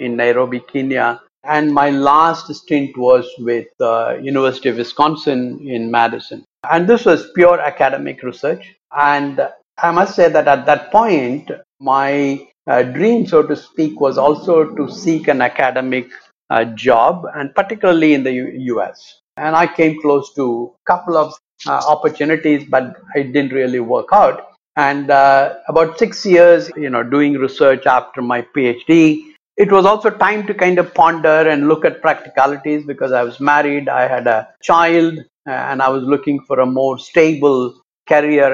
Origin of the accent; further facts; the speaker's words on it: Chennai, Tamil Nadu, India; moved away; also born or lived in New Delhi / Adelaide; I was born and brought up in Chennai